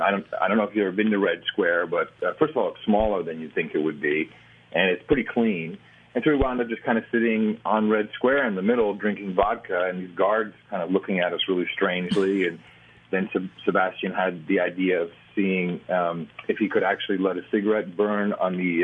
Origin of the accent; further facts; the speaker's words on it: Amsterdam, North Holland, Netherlands; moved away; also born or lived in United States; I was born in the States but grew up in Amsterdam.